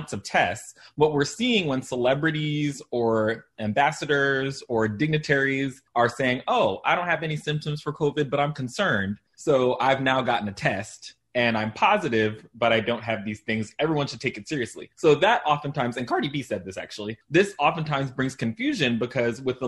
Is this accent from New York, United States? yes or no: yes; Long Island, New York, United States; I grew up in Long Island, New York, a predominantly white suburb